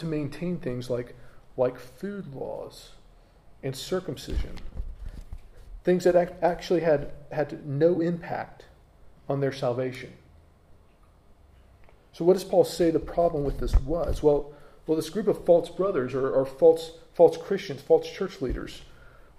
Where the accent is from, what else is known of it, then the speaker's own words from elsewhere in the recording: United States; accent: American; moved away as an adult; now in United Kingdom; there are habits that I have as an American that I probably will never change, even though I'm now a British citizen. You know, there's things about me that will always mark me out as being from America. You know, I can't change my accent.